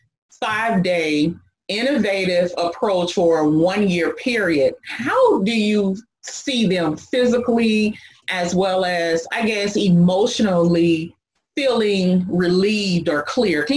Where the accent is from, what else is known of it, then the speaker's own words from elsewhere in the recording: United States; I am an American entrepreneur